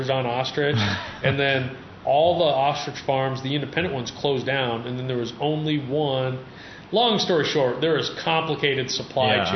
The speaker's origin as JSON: {"language": "English", "region": "Nebraska", "country": "United States", "said": "I'm from Nebraska"}